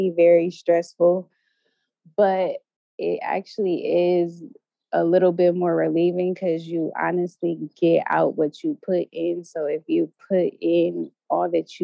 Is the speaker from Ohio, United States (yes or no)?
yes; Ohio, United States; moved away; also born or lived in New York City; I'm from Ohio, and I went to the University of Cincinnati